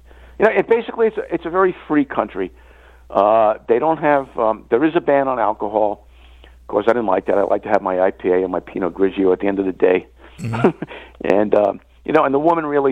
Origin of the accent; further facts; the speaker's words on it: United States; I'm from the USA.